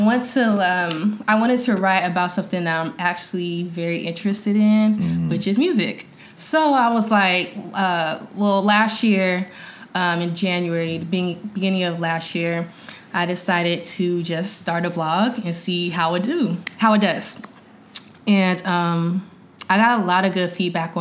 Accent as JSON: {"language": "English", "town": "Sacramento", "region": "California", "country": "United States", "moved": "as an adult", "lives_now": "Los Angeles, United States", "said": "I'm from Sacramento, California, currently living in LA."}